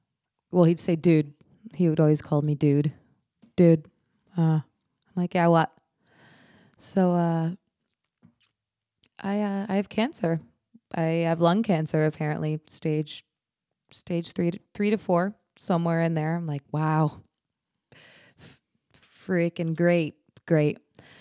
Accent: Glastonbury, Connecticut, United States; moved away as an adult; also born or lived in Nashville, Tennessee; Connecticut, and I came from Glastonbury

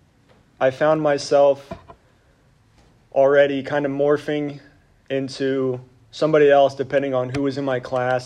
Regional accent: Reading, Pennsylvania, United States; I grew up in Reading, Pennsylvania.

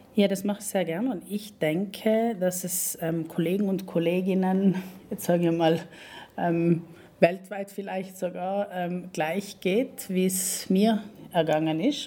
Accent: Val Gardena, South Tyrol, Trentino-Alto Adige, Italy; moved away as an adult; now in Bolzano, Italy; ich bin Südtirolerin, eigentlich gebürtig von ähm, Gröden, aus Gröden

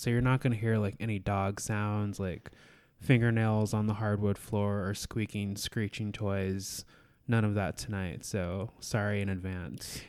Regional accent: Alaska, United States; I born and raised in Alaska

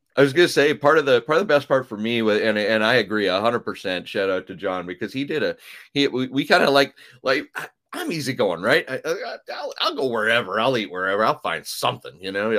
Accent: Canada; accent: Canadian raising ("oats and abouts"); moved away; I am originally from Canada

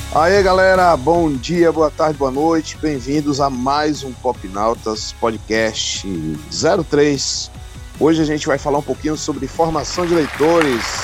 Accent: Bahia, Brazil; antigamente lá na minha cidade, né, de que é aqui hum. na Bahia

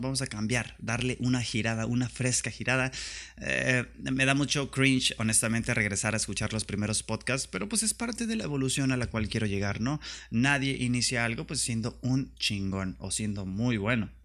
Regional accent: Tijuana, Baja California, Mexico; now in Mexicali, Mexico; vivo en Mexicali y soy de Tijuana y me chingan porque soy de Tijuana

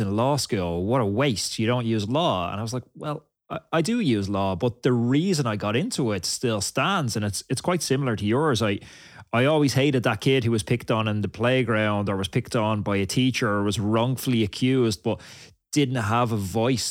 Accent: Ireland; I grew up in Ireland and we had almost no cultural diversity in Ireland

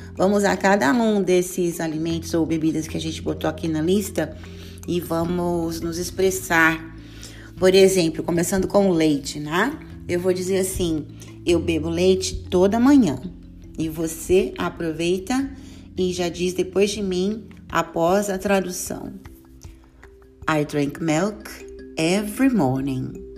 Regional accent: Brazil; Nós que somos brasileiros costumamos colocar aquela extra vowel

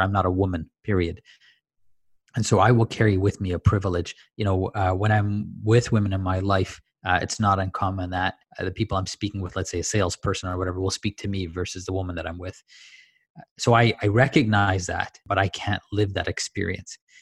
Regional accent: Tanzania; I grew up in Tanzania

